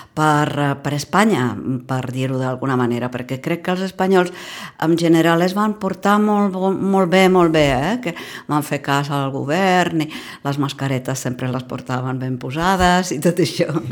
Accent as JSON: {"language": "Catalan", "region": "Prague", "country": "Czechia", "second_language": "Catalan", "moved": "yes", "said": "sóc d'aquella mateixa part d'Europa, diguem-ne, eh, sóc de Praga"}